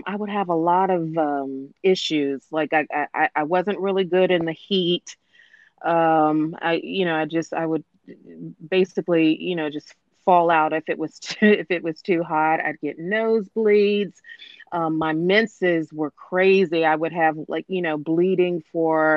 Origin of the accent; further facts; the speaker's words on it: Washington, District of Columbia, United States; I'm from the Washington, D.C. metropolitan area